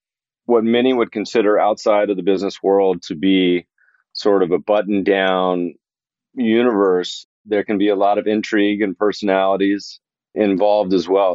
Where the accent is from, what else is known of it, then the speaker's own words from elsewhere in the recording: Winston-Salem, North Carolina, United States; also born or lived in Colorado; I grew up partially in Colorado and partially in North Carolina, and in North Carolina, the town that I went to high school in was Winston-Salem, North Carolina. And the high school was R.J. Reynolds High School